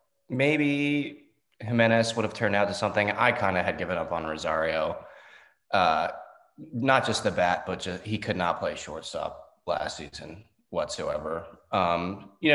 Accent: Annapolis, Maryland, United States; I'm 24 from Annapolis, Maryland

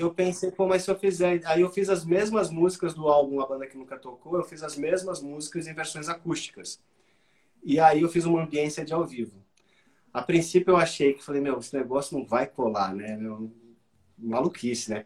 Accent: Brazil

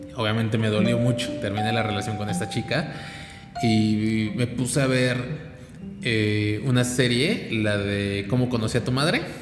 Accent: Mexico; Nosotros como mexicanos

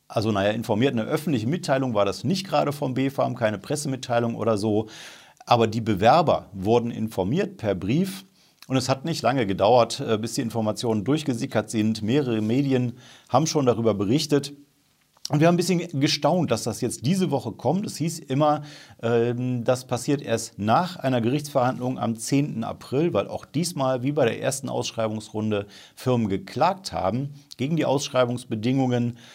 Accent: Remscheid, North Rhine-Westphalia, Germany; Erstens ist das wichtig, weil Remscheid halt meine Heimatstadt ist und ich mich tierisch freue, wie Bolle, dass da mal was passiert

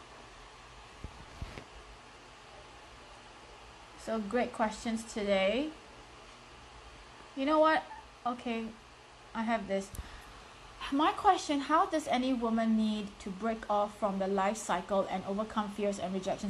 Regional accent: Singapore; accent: thick Singaporean; I'm from Singapore. I have a very strong and thick Singaporean accent.

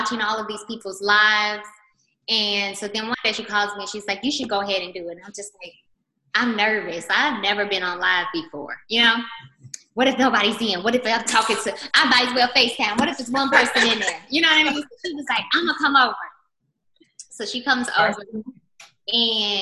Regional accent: Chicago, Illinois, United States; moved away as an adult; now in Atlanta, United States; I'm from Chicago. I moved to Atlanta like 16 years ago.

